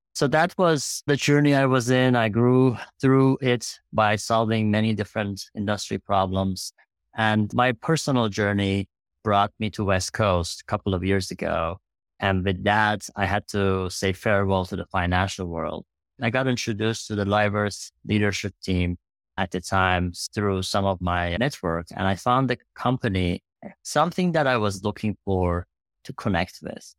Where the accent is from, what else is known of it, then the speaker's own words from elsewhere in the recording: Iran; moved away as an adult; now in United States; I grew up in Iran.